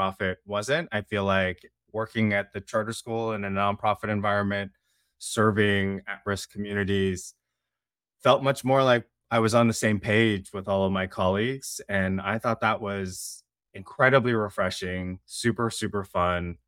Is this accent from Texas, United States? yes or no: no; Bay Area, Silicon Valley, California, United States; I grew up in the Bay Area in Silicon Valley